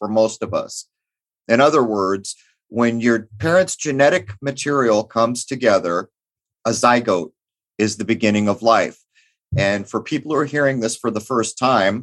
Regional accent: United States; as an American

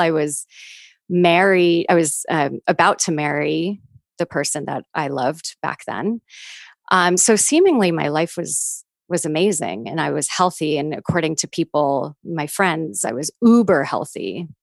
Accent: New York, United States; growing up as a New Yorker

